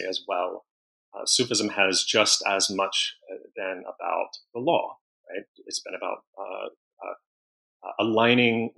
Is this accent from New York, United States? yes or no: no; Mississippi, United States; moved away as an adult; also born or lived in Portland, Oregon; I'm originally from Mississippi